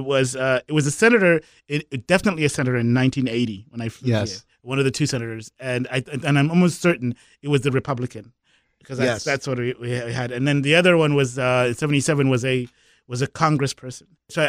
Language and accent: English; Kwekwe, Midlands, Zimbabwe; now in United States; I'm from Zimbabwe originally. I was born in an African-only hospital in what was the mining town in Zimbabwe. It was called Kwekwe